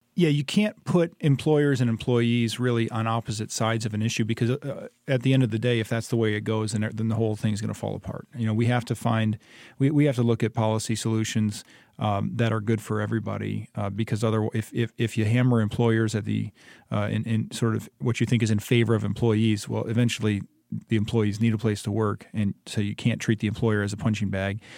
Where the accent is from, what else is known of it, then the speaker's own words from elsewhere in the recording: Ypsilanti, Michigan, United States; moved away as an adult; now in Hillsdale, United States; I grew up in Ypsilanti, uh, about sixty-five miles east of Hillsdale